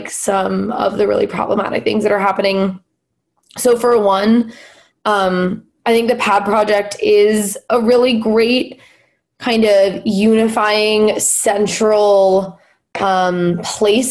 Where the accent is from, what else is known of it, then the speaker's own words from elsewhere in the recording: Los Angeles, California, United States; moved away as an adult; now in Philadelphia, United States; I'm from Los Angeles, and LA in itself is a pretty progressive place comparatively, you know, compared to the rest of the country. And I feel like I was in my own little like liberal bubble in high school and kind of growing up.